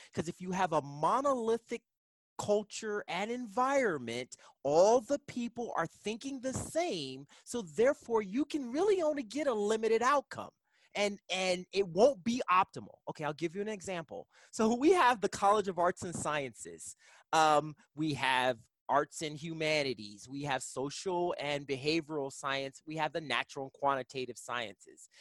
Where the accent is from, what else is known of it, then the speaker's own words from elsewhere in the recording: East Coast, United States; moved away as an adult; now in Kansas, United States; I'm originally from the East Coast